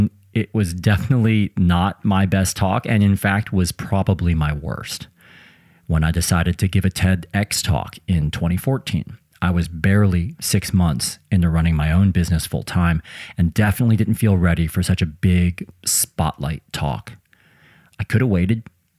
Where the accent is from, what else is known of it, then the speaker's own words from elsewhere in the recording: Midwest, United States; I'm also from the Midwest